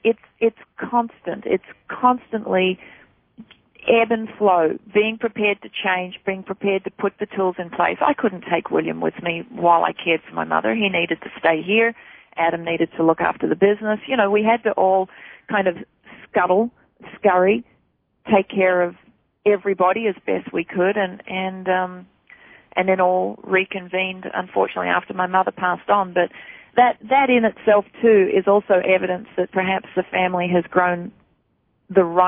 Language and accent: English; Australia; moved away as an adult; now in United States; I'm from Australia